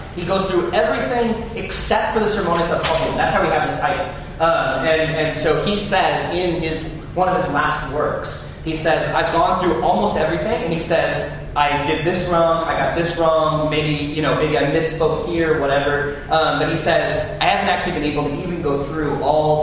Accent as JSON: {"language": "English", "town": "St. Louis", "region": "Missouri", "country": "United States", "said": "I don't naturally say y'all. I'm from St. Louis"}